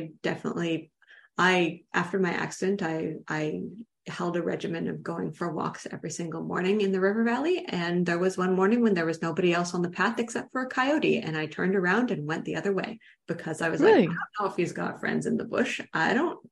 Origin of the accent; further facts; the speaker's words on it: Toronto, Ontario, Canada; I grew up in Toronto. I'm very Southern Canadian.